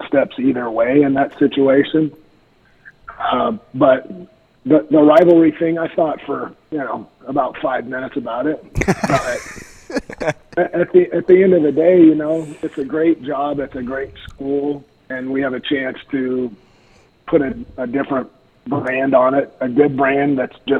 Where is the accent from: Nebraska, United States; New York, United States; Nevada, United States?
Nebraska, United States; also born or lived in Atkinson, Nebraska; I'm a kid from Atkinson, Nebraska. I went to high school there, but grew up here.